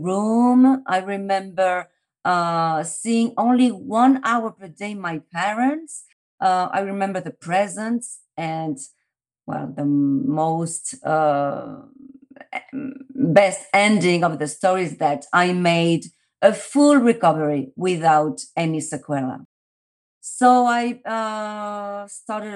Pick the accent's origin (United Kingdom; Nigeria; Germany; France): France; Paris, Île-de-France; now in Madrid, Spain; My story started in Paris. I was born in France.